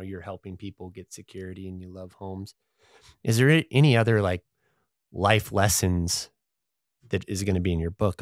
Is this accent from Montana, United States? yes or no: yes; Dillon, Montana, United States; I grew up in Dillon, Montana, which is, like, horse people